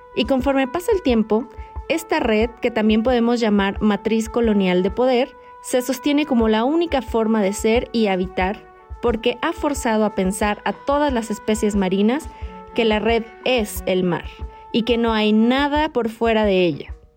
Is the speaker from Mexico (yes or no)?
yes; Mexico; yo también soy de México.